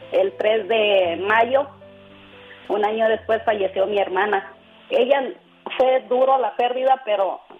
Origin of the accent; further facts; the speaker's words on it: Tlalchapa, Guerrero, Mexico; yo soy de, cerca de Altamirano Guerrero. Sí. El pueblo se llama Tlalchapa Guerrero.